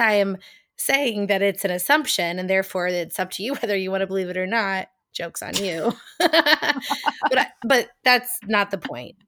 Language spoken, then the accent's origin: English; United States; accent: American; my American accent